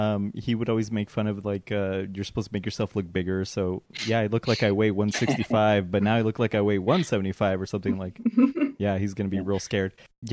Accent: Colorado, United States; I'm from Colorado

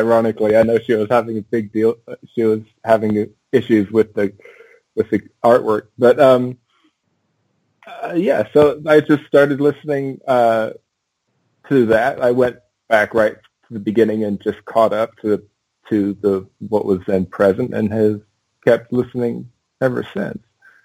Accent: England, United Kingdom; also born or lived in Oregon / Washington / Alaska; Well, I was born in Oregon, moved to Washington, moved to Alaska, moved to England when I was 8, and stayed there till I was 19. So that's where I went to school.

